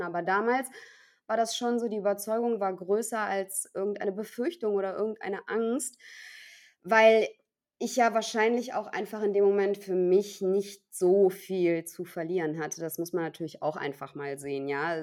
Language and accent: German; Cologne, North Rhine-Westphalia, Germany; moved away as an adult; ich bin zwar gebürtige Kölnerin und ähm, habe meine Stadt immer geliebt äh, aus, aus vollem Herzen, war also auch nie zum Studium oder mal irgendwie für, ein, für einen Job irgendwo anders